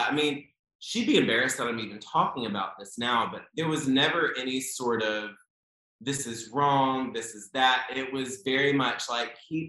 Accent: Raleigh, North Carolina, United States; I grew up in Raleigh, North Carolina.

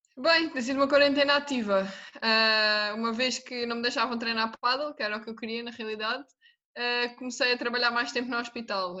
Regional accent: Algarve, Portugal; moved away as an adult; now in Lisbon, Portugal; eu sou do Algarve, e então vim viver para Lisboa

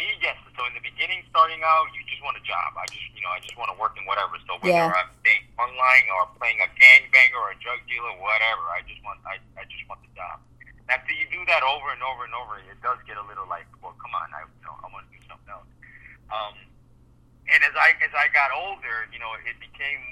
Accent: Colombia; moved away; I'm Colombian. I was born in Colombia

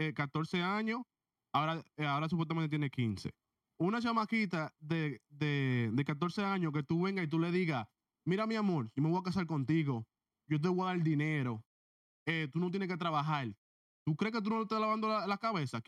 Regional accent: Dominican Republic; yo soy dominicano

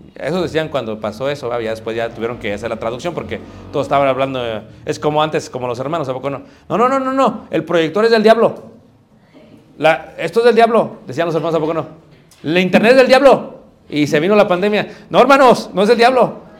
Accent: Mexico; soy mexicano

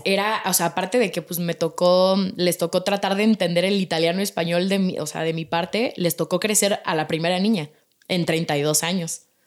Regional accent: Mexico City, Mexico; nací yo aquí en México. Mi papá y mis hermanos son italianos. Y mi hermana y yo somos mexicanas, nacimos aquí en México

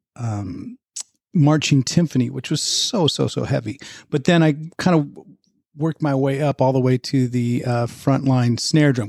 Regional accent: Pleasanton, California, United States; moved away as an adult; also born or lived in New York / Los Angeles; I grew up in the suburbs of Oakland, a place called Pleasanton

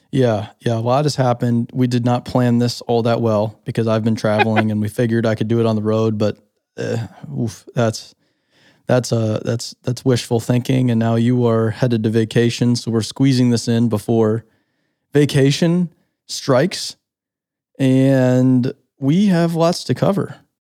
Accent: Phoenix, Arizona, United States; moved away; also born or lived in Scottsdale; Growing up in Phoenix, Scottsdale

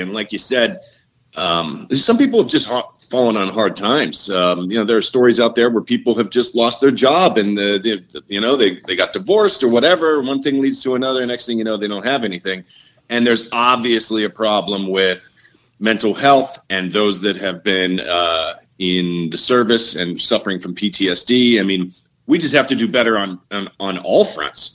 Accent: Pittsburgh, Pennsylvania, United States; also born or lived in Southern California; Born and raised in Pittsburgh, moved to SoCal after college, ended up moving back

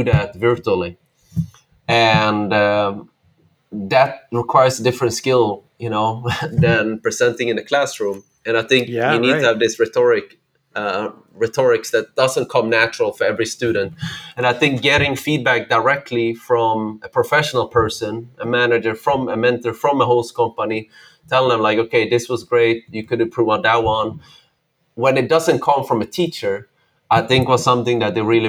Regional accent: Sweden; moved away; I grew up in Sweden, north of Europe, where there are not a lot of immigrants, not like in the US

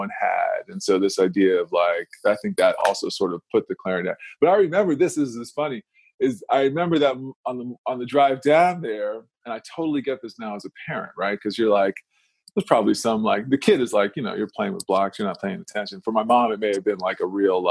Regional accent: Silver Spring, Maryland, United States; moved away as an adult; also born or lived in Washington, D.C. / Detroit / Miami; now in Phoenix, United States; I was born in D.C. and grew up around D.C. I grew up mostly in Silver Spring, Maryland

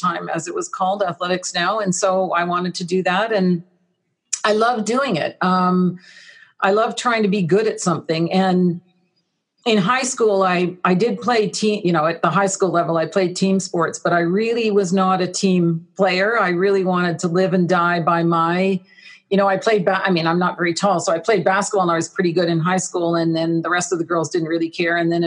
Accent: Ottawa, Ontario, Canada; also born or lived in Texas; I grew up there, and my early career in sport was certainly out of Ottawa

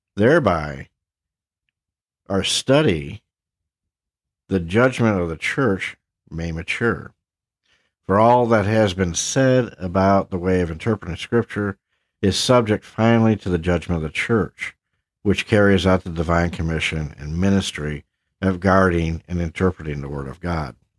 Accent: Havelock, North Carolina, United States; my hometown, if you will, of Havelock, North Carolina

